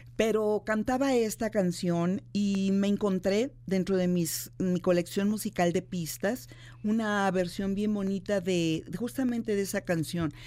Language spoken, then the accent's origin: Spanish; Guanajuato, Mexico; yo soy de, de Guanajuato, de la capital